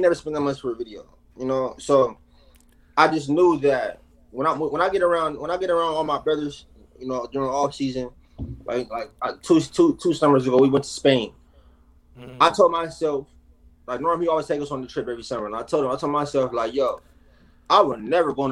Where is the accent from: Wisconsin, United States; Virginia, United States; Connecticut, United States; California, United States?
California, United States; San Diego; I grew up in San Diego